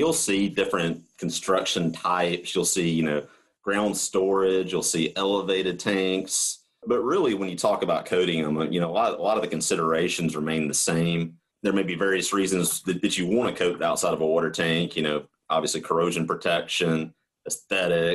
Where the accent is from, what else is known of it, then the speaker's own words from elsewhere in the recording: the South, United States; accent: southern; I thought it was just me and my southern accent. And, you know, sometimes we struggle with enunciation down here